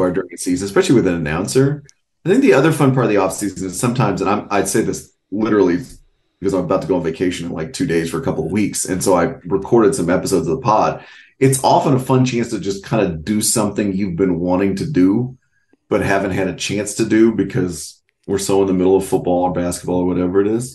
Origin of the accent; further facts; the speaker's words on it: North Texas, United States; I'm from North Texas